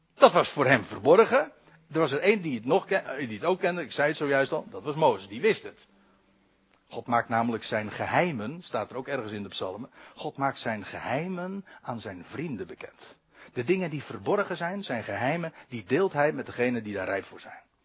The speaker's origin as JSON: {"language": "Dutch", "country": "Netherlands", "said": "als Nederlanders"}